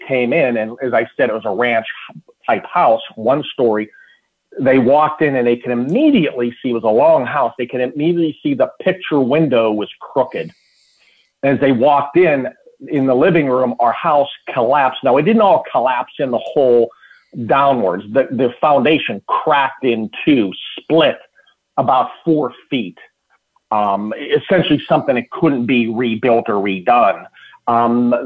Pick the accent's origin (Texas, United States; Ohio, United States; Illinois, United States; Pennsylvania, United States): Pennsylvania, United States; Pittsburgh; moved away; I'm from Pittsburgh originally